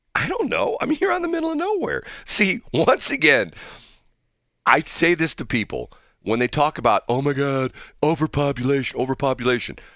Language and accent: English; Missouri, United States; I'm the guy from Missouri.